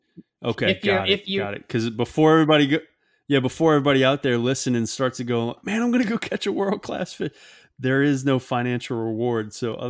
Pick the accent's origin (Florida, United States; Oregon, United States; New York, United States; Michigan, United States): Florida, United States; Tampa; growing up in the Tampa area, you know, really kind of growing up, seeing big fish at a young age